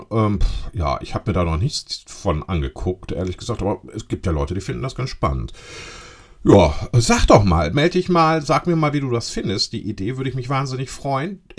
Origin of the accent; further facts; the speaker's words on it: Lower Saxony, Germany; so hießen die bei uns in Ostfriesland, Pülschepott.